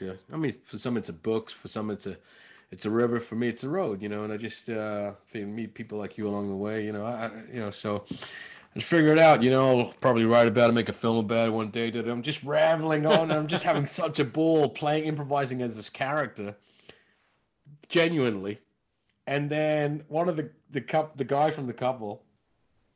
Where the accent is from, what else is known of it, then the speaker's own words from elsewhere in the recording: London, United Kingdom; I was from Northwest London.